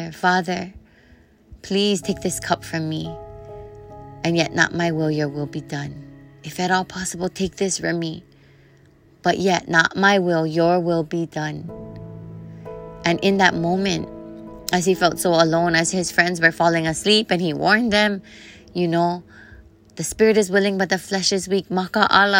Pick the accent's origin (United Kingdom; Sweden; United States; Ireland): United States; Kailua, Hawaii; I'm from Ko'olau Poko, Kailua o Ahu in Hawaii. And it was the Ko'olau Mountains that raised me and the waters of Kailua that bathed and fed me.